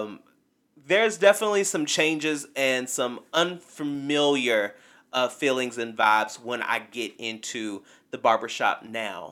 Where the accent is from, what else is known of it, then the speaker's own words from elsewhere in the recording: Kentucky, United States; also born or lived in Bowling Green, Kentucky; growing up in small town Kentucky, there weren't there was not a black barbershop in my hometown